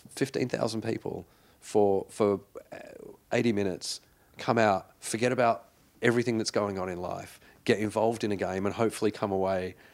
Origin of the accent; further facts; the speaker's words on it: New South Wales, Australia; Well, I grew up in the Shire, so I should have been a Cronulla supporter.